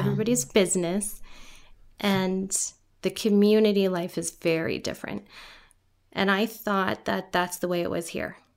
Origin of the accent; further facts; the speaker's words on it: Guyana; first language Guyanese Creole; now in United States; I grew up in Guyana, South America